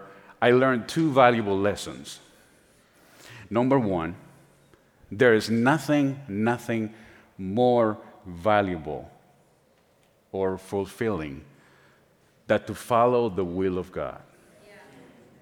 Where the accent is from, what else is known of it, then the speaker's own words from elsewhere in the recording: San Juan, Puerto Rico; first language Spanish; English is a second language; moved away; I was born and raised in San Juan, Puerto Rico